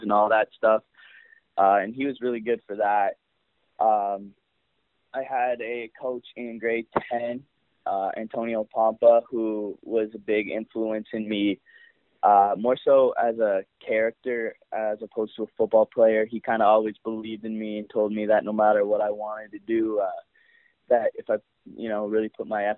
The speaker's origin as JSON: {"language": "English", "country": "Canada", "tie": "born or raised there", "said": "as a Canadian kid growing up"}